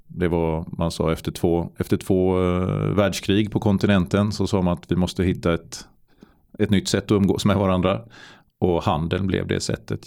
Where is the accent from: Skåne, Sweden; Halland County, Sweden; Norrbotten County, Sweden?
Halland County, Sweden; Varberg; Jag var ju kommunstyrelsens ordförande mm. i min hemort i Varberg